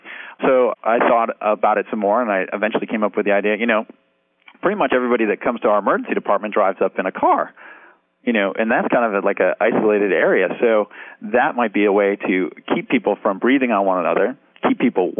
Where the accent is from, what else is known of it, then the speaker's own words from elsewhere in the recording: New York, United States; Considering I'm a New Yorker.